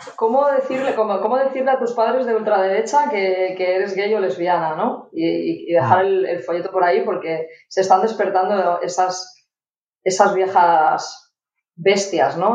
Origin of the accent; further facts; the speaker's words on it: Barcelona, Catalonia, Spain; yo soy de Barcelona